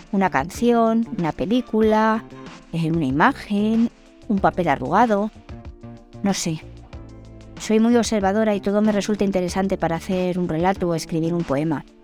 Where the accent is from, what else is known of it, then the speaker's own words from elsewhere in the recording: Madrid, Community of Madrid, Spain; soy española de Madrid, tengo 52 años y soy escritora cuando mi trabajo de contable me lo permite.